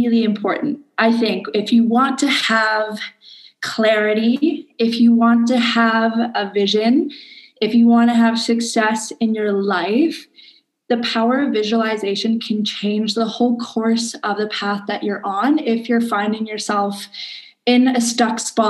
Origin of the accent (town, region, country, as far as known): Canada; now in Indonesia